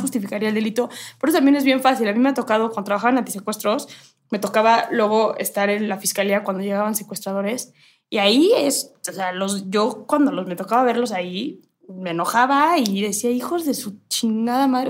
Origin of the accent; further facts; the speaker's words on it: Mexico; mi país